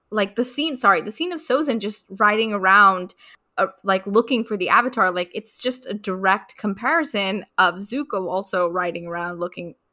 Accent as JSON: {"language": "English", "country": "United States"}